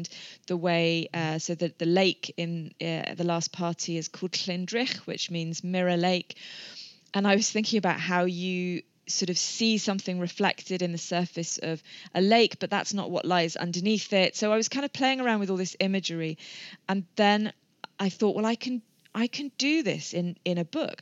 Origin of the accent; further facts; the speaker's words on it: England, United Kingdom; moved away as an adult; now in Wales, United Kingdom; I'm not Welsh, I'm English. We've lived here a number of years.